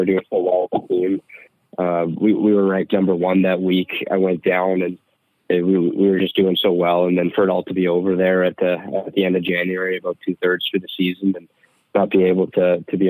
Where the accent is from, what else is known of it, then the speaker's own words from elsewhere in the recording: Calgary, Alberta, Canada; now in St. Cloud, United States; growing up in Calgary, too, when Mark Giordano was